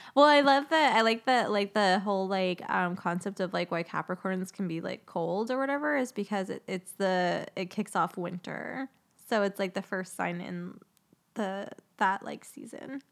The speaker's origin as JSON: {"language": "English", "town": "Phoenix", "region": "Arizona", "country": "United States", "tie": "born or raised there", "said": "I grew up in Phoenix"}